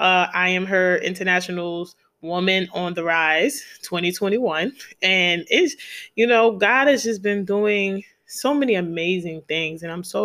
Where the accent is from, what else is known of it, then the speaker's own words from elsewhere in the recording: New York City, New York, United States; now in DMV area, United States; but then I also want to do one in my hometown. Shout out to New York City, and definitely want to do one here in the DMV area as well.